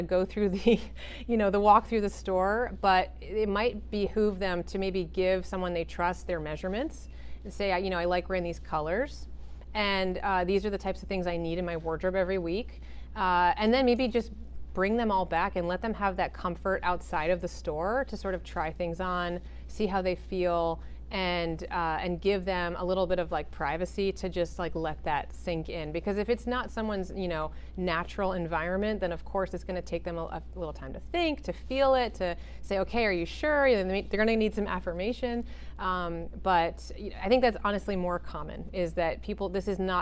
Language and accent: English; Connecticut, United States; also born or lived in New York; I was born in New York and I always lived close to there. So I have a lot of black in my closet because New Yorkers love their black. But I also grew up in Connecticut